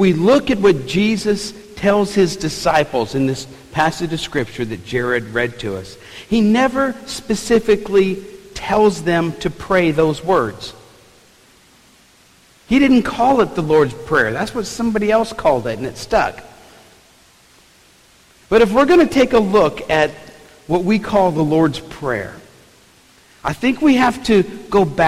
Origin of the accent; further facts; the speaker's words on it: New Orleans, Louisiana, United States; growing up in New Orleans, we had some really good food on the table